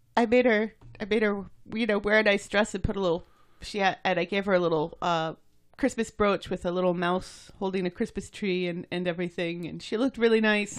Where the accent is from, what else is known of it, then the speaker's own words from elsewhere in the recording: United States; I'm an American